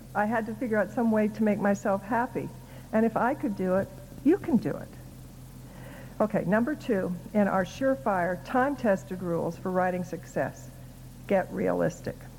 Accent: Council Bluffs, Iowa, United States; When I was growing up in Iowa, the only people I knew who wrote books were dead. so I figured people who wrote books were gods and goddesses. I didn't think a kid from Council Bluffs, Iowa could grow up to write books.

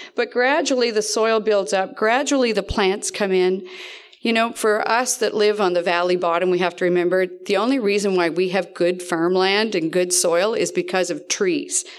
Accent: East Dalhousie, Nova Scotia, Canada; I'm from East Dalhousie

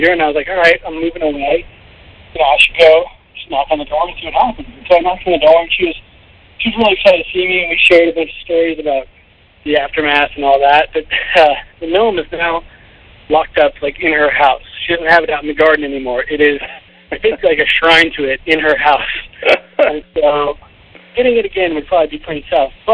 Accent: Washington, United States

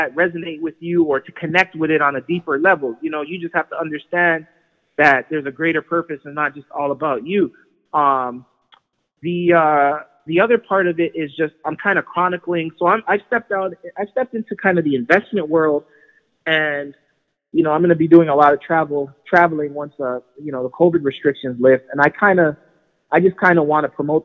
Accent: Toronto, Ontario, Canada; I grew up in Jane and Trithery, right? So just south of Lawrence, for those that don't know, on Jane

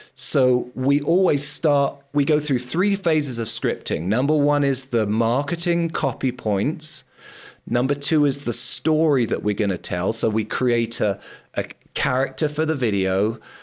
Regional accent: London, United Kingdom; I grew up in London

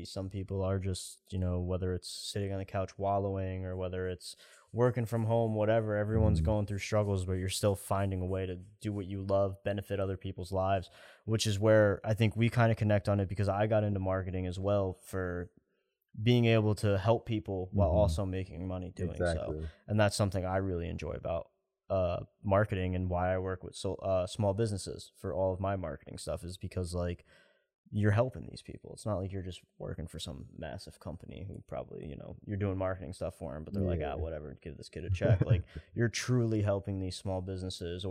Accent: Poughkeepsie, New York, United States; moved away; I have a friend in Poughkeepsie back in my hometown

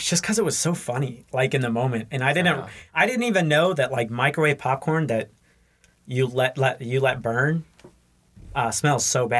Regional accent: Burkina Faso; moved away as an adult; also born or lived in Massachusetts; now in Toccoa Falls, United States; So I am technically from Massachusetts, though I haven't spent much time there. I'm a missionary kid. I grew up primarily in Burkina Faso. I moved there when I was one and lived there off and on until I graduated high school

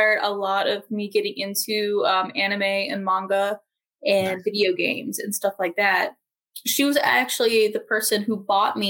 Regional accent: Raleigh, North Carolina, United States; I grew up in Raleigh, North Carolina. So okay. That was my hometown.

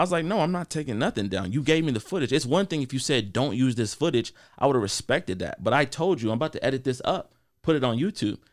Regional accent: Columbia, Missouri, United States; also born or lived in Kansas City, Missouri; I was born in Kansas City, Missouri, Jackson County, and then I was, uh, raised in Columbia, Missouri.

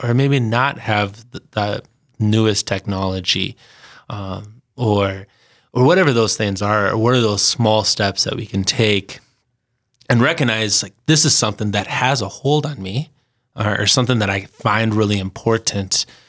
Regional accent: St. Paul, Minnesota, United States; moved away as an adult; now in Sioux Falls, United States; I'm originally from St. Paul, Minnesota.

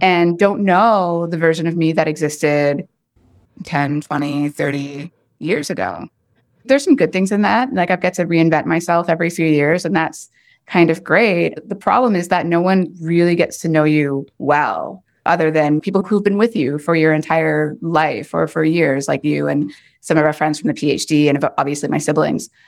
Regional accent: Oshawa, Ontario, Canada; moved away; also born or lived in Chicago / Ohio / Portland; growing up in Oshawa, Ontario in the nineteen eighties and nineties and just, like, being the only Black person in sight.

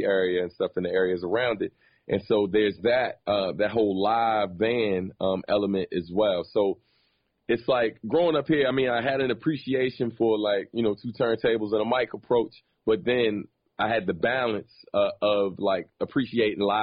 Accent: Maryland, United States; Growing up in Maryland, man, it was very different than obviously a New York per se

